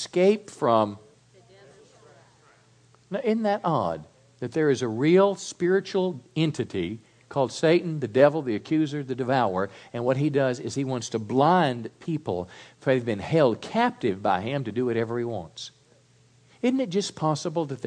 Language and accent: English; Mississippi, United States; I was raised in Mississippi on a little farm